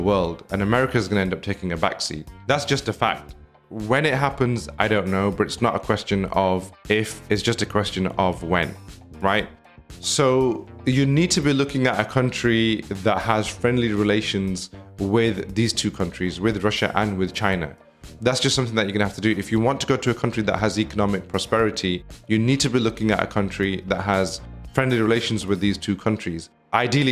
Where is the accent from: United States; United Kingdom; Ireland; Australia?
United Kingdom; I myself am getting fed up of being in the UK